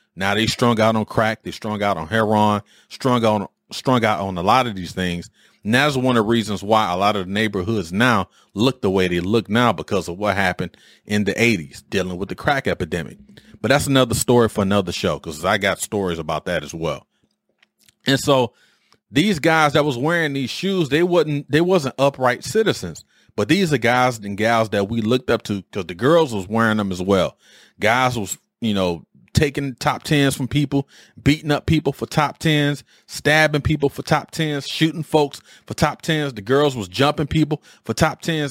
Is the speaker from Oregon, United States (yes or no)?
no; Detroit, Michigan, United States; moved away as an adult; as a youth growing up in Detroit, I was born in seventy-four